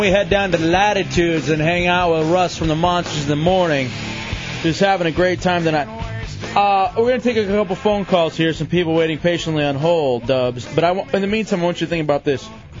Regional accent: Fowlerville, Michigan, United States; That was, again, just growing up in Fowlerville.

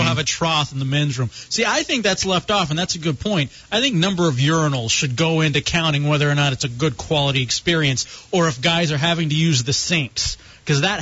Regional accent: Dallas, Texas, United States; now in Tampa, United States; I grew up in Dallas

